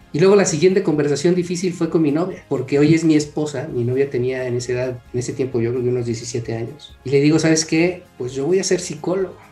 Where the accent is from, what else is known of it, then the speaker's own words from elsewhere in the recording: Mexico City, Mexico; now in Querétaro, Mexico; yo soy de Ciudad de México, ahorita vivo en Querétaro.